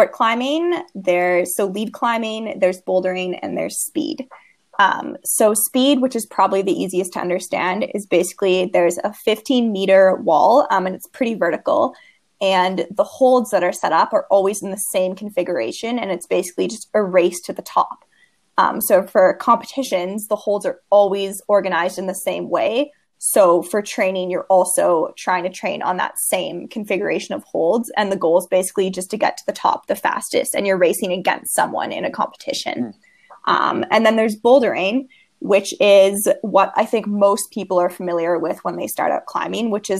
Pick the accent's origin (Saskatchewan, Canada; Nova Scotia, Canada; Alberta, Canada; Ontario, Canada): Alberta, Canada; Canmore; moved away as an adult; now in Victoria, Canada; growing up in Canmore was definitely a unique experience.